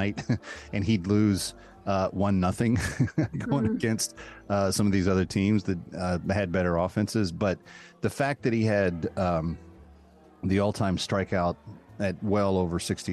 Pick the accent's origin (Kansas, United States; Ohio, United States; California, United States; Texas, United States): Texas, United States; Dallas; moved away as an adult; also born or lived in Chicago; now in New York, United States; I grew up in the Dallas area, so I grew up as a Rangers fan